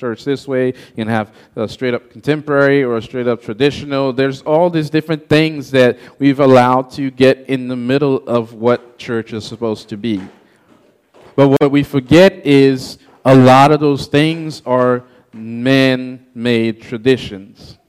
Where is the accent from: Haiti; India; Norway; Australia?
Haiti; English is a second language; moved away; I was born and raised in Haiti